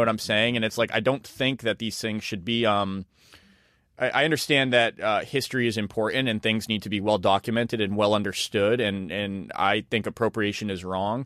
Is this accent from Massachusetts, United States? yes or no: yes; Leominster, Massachusetts, United States; a Chinese American restaurant I grew up with, like, as a kid in Leominster, Massachusetts